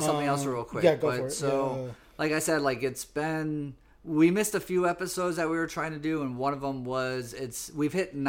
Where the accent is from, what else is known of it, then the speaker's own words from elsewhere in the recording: Florida, United States; It seemed a little sketchy this year with mask mandates and Florida. So I miss my home state, but there's some stuff I want to be careful about in my home state.